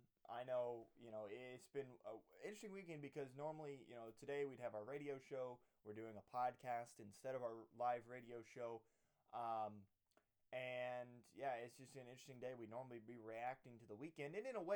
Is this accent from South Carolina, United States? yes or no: no; Lisbon, Indiana, United States; I'm coming to you live from Lisbon, Indiana, my hometown, actually sitting on my bed right now doing this podcast.